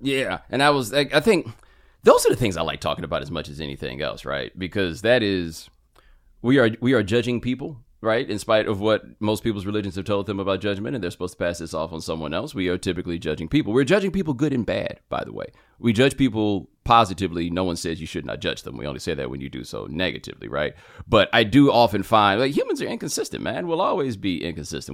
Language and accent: English; Houston, Texas, United States; also born or lived in Atlanta / Waller, Texas; we're growing up in Houston